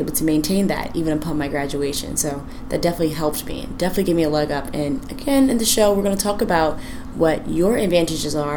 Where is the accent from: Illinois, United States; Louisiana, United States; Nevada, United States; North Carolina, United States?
North Carolina, United States; rural northeastern; also born or lived in Suffolk, Virginia / Portsmouth, Virginia; now in Washington, D.C., United States; We were from rural northeastern North Carolina